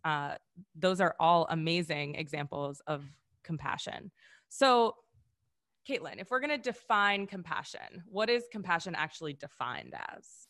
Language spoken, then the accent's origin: English; Wisconsin, United States; I'm actually from Wisconsin